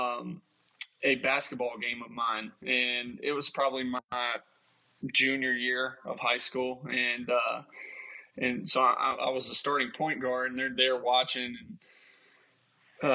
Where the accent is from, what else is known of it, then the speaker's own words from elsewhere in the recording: Mobile, Alabama, United States; moved away; back home in Mobile